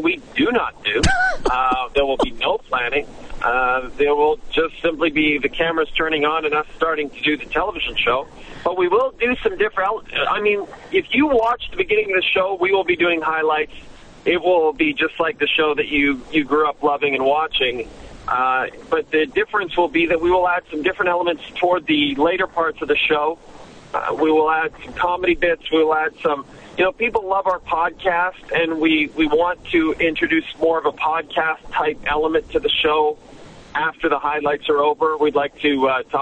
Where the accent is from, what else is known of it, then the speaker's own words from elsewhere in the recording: Canada; moved away as an adult; now in Los Angeles, United States; Growing up in Canada